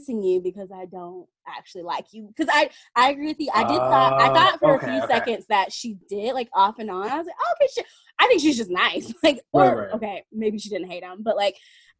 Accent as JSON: {"language": "English", "region": "Tennessee", "country": "United States", "said": "I'm from Tennessee, the bottom of Tennessee. Well, Tennessee's kind of long, but I'm from Tennessee"}